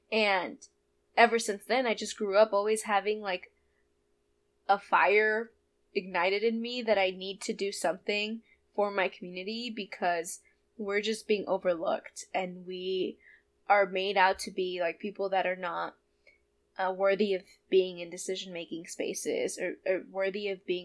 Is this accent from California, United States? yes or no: yes; Modesto, California, United States; I grew up in Modesto with undocumented parents